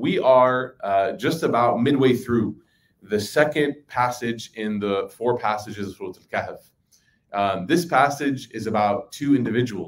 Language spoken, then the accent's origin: English; Chicago, Illinois, United States; growing up in Chicago